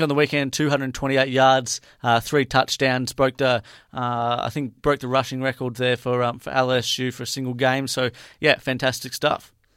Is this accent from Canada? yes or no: no; Australia; I'm from Australia